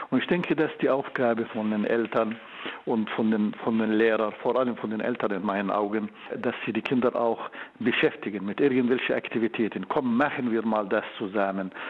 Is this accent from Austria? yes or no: no; Jordan; German is a second language; also born or lived in Bulgaria; now in Berlin, Germany; Ich komme aus Jordanien. Ja. Äh, ich habe meine Ausbildung in Bulgarien und in Deutschland absolviert äh, für Medizin und für Neurochirurgie. Und seit 20 Jahren hm, habe ich die Avicenna Klinik hier in Berlin